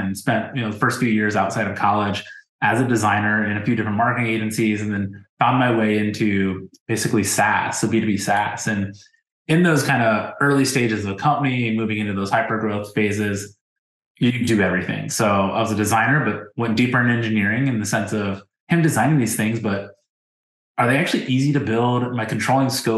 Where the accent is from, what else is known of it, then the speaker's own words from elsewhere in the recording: Ohio, United States; I grew up in Ohio too